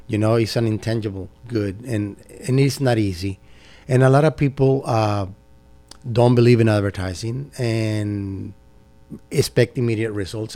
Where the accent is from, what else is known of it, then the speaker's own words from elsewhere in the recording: Mexico; moved away as an adult; also born or lived in San Francisco, United States; now in Dalton, United States; I was born in San Francisco, but I grew up in Mexico